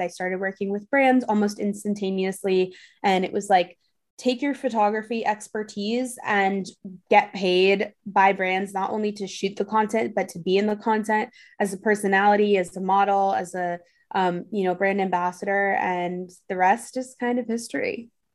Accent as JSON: {"language": "English", "town": "New York City", "region": "New York", "country": "United States", "tie": "born or raised there", "said": "I grew up in New York City"}